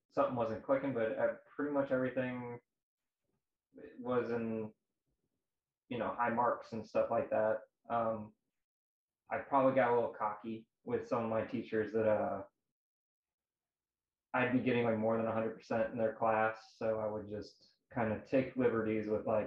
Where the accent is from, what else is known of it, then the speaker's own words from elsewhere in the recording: St. Louis, Missouri, United States; I'm from St. Louis, Missouri